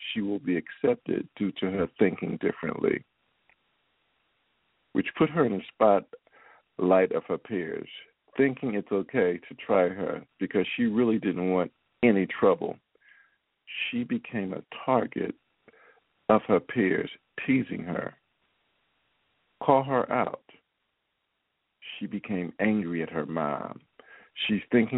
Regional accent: Philadelphia, Pennsylvania, United States; moved away as an adult; now in Baltimore, United States; my hometown of Philadelphia

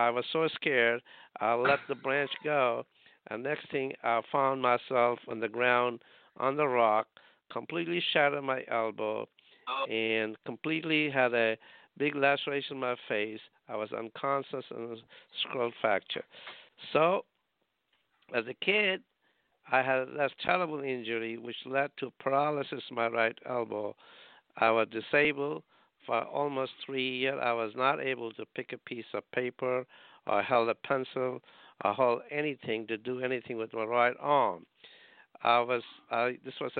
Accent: India; now in Rhode Island, United States; I was born in India. I grew up in India.

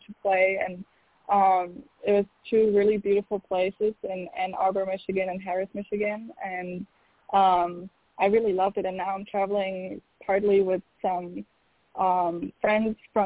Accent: Berlin, Germany; moved away as an adult; now in United States; my hometown, Berlin

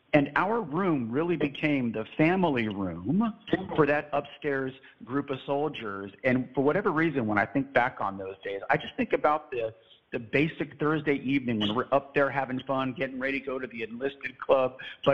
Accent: San Antonio, Texas, United States; I was from San Antonio, Texas.

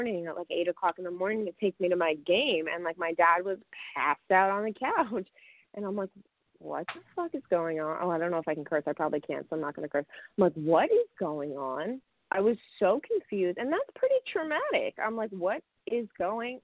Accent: Saddle Brook, New Jersey, United States; I grew up in Bergen County in a small little town called Saddlebrook

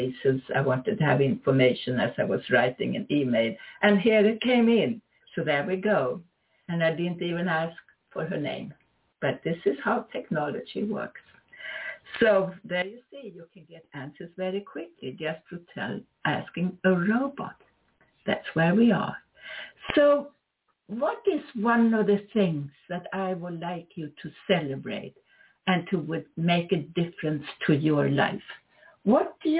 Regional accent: Sweden; moved away as an adult; now in United States; I am from Sweden, although I'm also an American citizen.

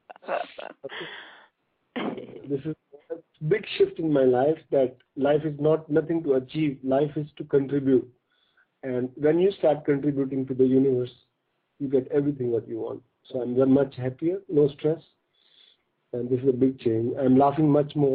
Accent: North India, India; I was born in a small village in North India, in a farmer family

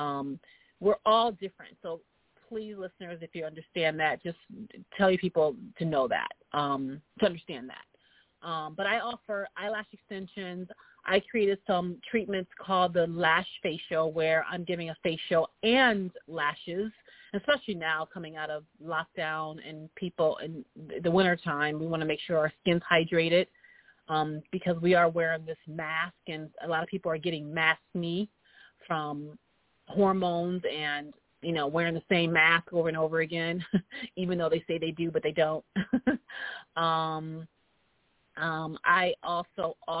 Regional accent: New York, United States; now in Los Angeles, United States; me being a New Yorker in L.A.

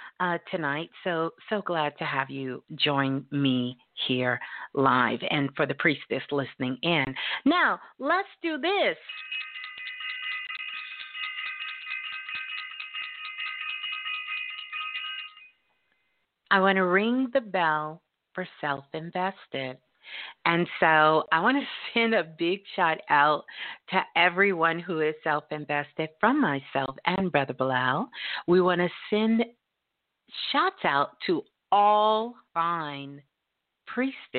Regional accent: Brooklyn, New York, United States; Brooklyn, my hometown, my born state

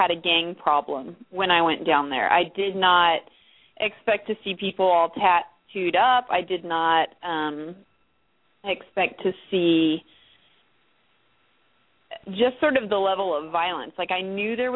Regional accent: United States; also born or lived in El Salvador; being an American female down there

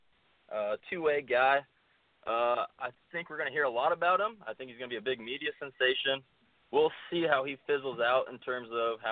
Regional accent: the Northwest, Pacific Northwest, United States; I'm from the Northwest.

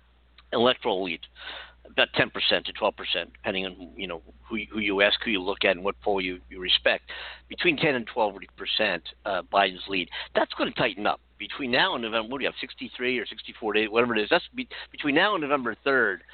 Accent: Philadelphia, Pennsylvania, United States; now in California, United States; I'm from Philadelphia

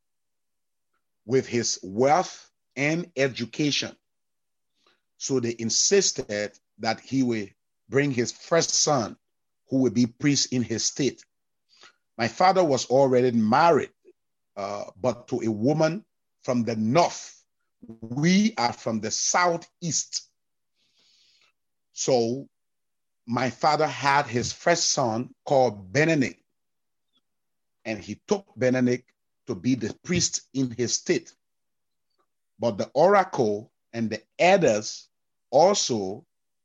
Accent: Liberia; I'm from the Sapo Cran tribe. In Liberia, we have 16 tribes.

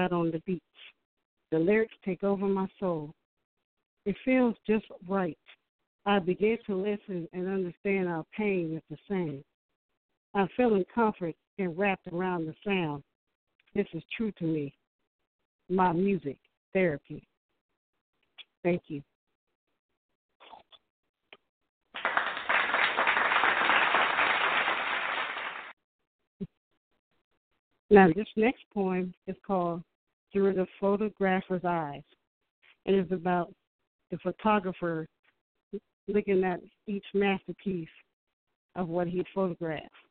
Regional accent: Newport News, Virginia, United States; I'm from Newport News, Virginia

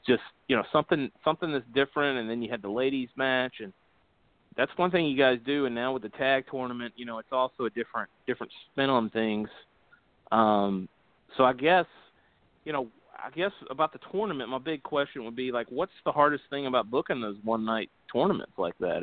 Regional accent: Covington, Georgia, United States; I grew up in Covington

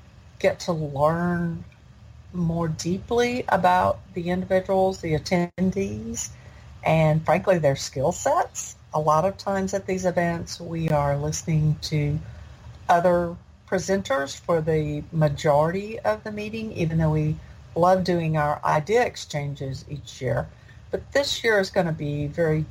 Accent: Nashville, Tennessee, United States; in Nashville, in my hometown.

